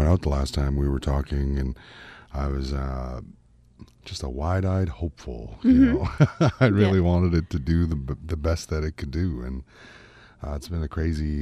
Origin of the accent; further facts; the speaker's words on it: Canada; I am Canadian singer-songwriter